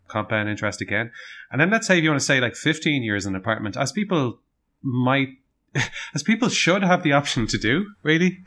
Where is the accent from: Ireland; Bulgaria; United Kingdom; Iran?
Ireland; Dublin, Leinster; we're from Dublin, we want to stay in Dublin